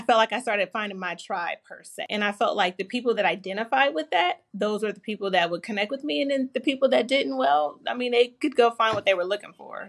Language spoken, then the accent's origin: English; California, United States; my home, which is California